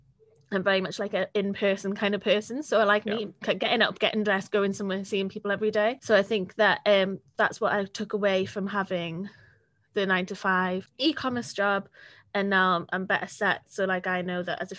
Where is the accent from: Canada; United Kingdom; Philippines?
United Kingdom; Wales; I was very blessed from being Welsh